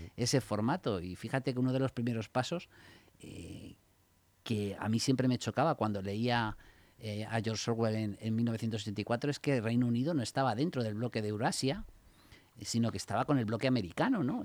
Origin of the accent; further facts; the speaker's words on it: Spain; nosotros como españoles